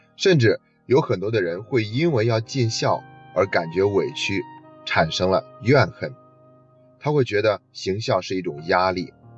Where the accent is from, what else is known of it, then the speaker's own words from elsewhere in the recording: China; 我们中国人